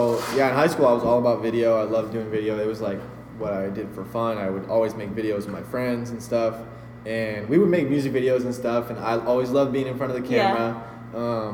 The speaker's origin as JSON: {"language": "English", "town": "Monrovia", "region": "California", "country": "United States", "moved": "as an adult", "lives_now": "San Diego, United States", "said": "Monrovia, California, which is like near Pasadena, the area."}